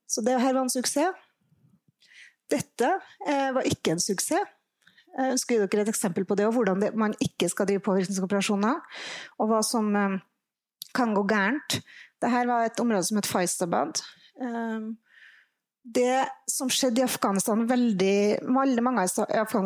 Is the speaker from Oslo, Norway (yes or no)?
no; Trondheim, Trøndelag, Norway; jeg vet ikke om jeg kan si at jeg er fra nord når jeg er fra Trondheim